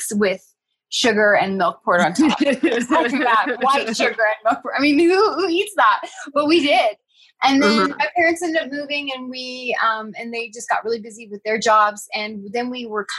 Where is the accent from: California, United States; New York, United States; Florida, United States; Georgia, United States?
California, United States; Northern; I grew up in Northern California, and my family, my aunt and uncle had a dairy farm.